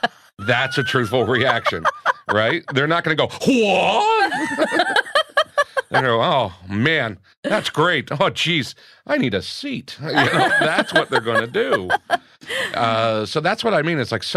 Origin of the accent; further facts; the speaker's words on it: New York, United States; also born or lived in Los Angeles, United States; Growing up, comedy-wise, growing up in New York and in L.A. as well, we're very cynical as comedians.